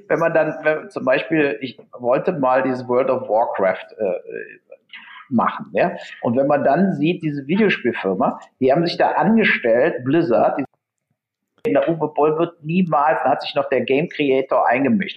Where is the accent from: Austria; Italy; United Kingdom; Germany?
Germany; der Matthias und ich als Deutsche